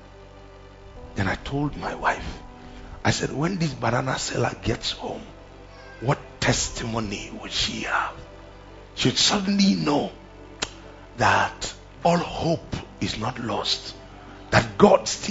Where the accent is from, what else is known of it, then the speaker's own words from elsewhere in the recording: Plateau, Nigeria; I'm from Plateau.